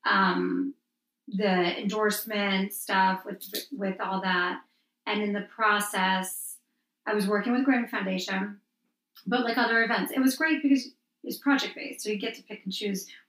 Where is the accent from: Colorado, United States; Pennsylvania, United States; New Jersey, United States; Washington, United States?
New Jersey, United States; Wayne and Montclair; I'm from Wayne and Montclair